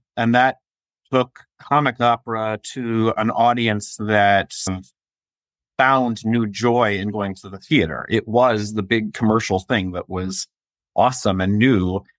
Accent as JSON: {"language": "English", "town": "Raleigh", "region": "North Carolina", "country": "United States", "tie": "born or raised there", "said": "Raleigh, North Carolina. But my family lives in Michigan."}